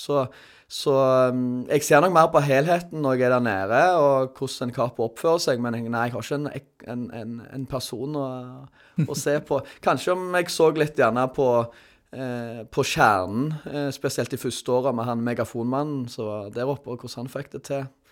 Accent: Sandnes, Rogaland, Norway; jeg, er fra Sandnes, som mange andre vikingsupportere

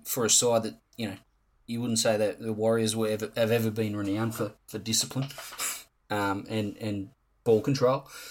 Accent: Campbelltown, New South Wales, Australia; I am from Campbelltown

